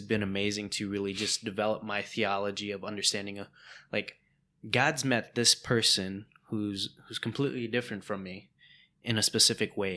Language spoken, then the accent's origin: English; United States; first language English; being Hmong American, um, being a second gen immigrant, um, where English became your first language